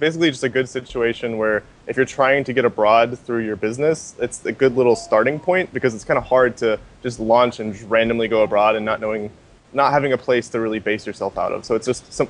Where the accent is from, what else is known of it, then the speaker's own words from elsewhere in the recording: Lexington, Kentucky, United States; now in Puerto Galera, Philippines; Lexington, Kentucky. I'm American.